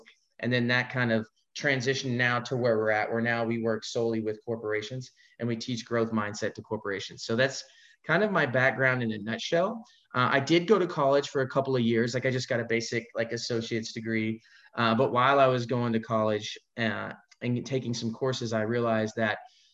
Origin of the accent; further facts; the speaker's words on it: Fort Worth, Texas, United States; moved away as an adult; now in Orlando, United States; I was born and raised in Fort Worth, Texas, and I spent 20 years there